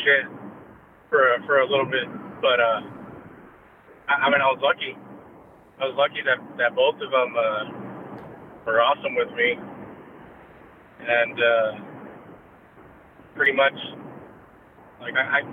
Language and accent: English; Donna, Texas, United States; first language English; also born or lived in Weslaco, Texas; I was born in Weslaco, and pretty much went back and forth between Donna and Weslaco up until actually first grade